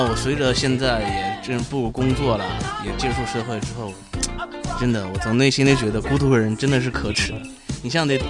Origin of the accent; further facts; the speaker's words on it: Xi'an, Shaanxi, China; 对对对，我们都是西安人。